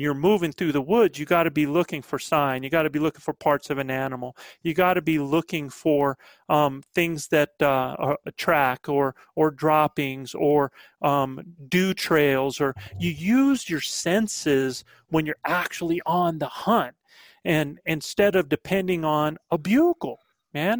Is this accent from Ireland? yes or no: no; the Carolinas, United States; accent: Southern; also born or lived in northern New Mexico; now in New Mexico, United States; I'm a Southern boy. I'm back from the Carolinas.